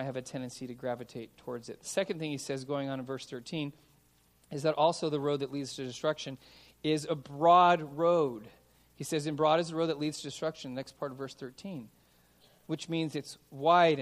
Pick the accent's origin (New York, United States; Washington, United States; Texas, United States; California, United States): California, United States; Los Angeles; I grew up in San Fernando Valley.